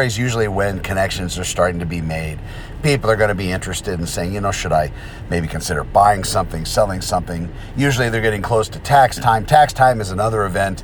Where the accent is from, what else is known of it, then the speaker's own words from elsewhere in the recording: New Mexico, United States; now in Southern California, United States; I'm from New Mexico.